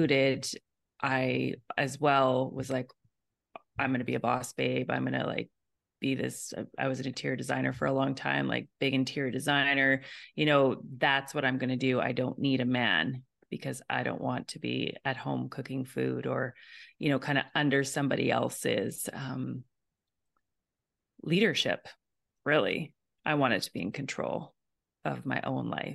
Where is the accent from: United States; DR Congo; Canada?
Canada; Alberta; moved away; I was in Alberta originally